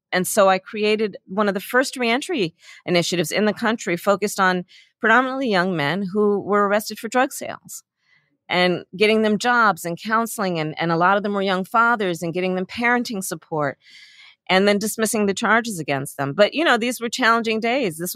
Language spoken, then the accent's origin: English; Oakland, California, United States; I was born in Oakland, California, which is at the heartbeat, I think, of Alameda County, which is a very large county.